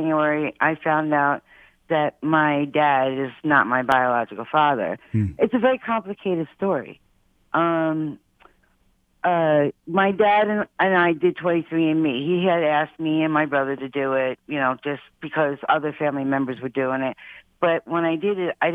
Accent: New York, United States; we grew up in New York, and we lived near our families many times over in Long Island

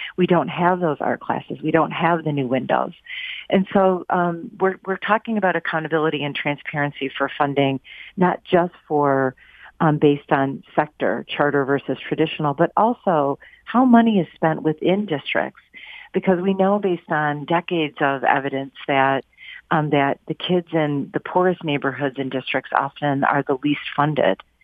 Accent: Pontiac, Michigan, United States; from my hometown. I'm I'm from Pontiac

